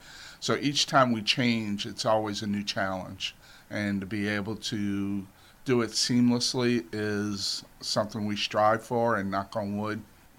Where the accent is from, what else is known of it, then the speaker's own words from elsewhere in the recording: the South, United States; moved away; I'm from the South.